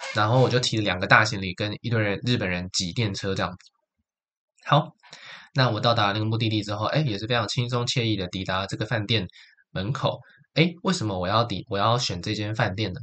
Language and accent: Chinese; Taichung, Taiwan; moved away as an adult; also born or lived in Taipei, Taiwan; now in Kyoto, Japan; 台北不是我的家嘛，我家乡也有霓虹灯，但它是在台中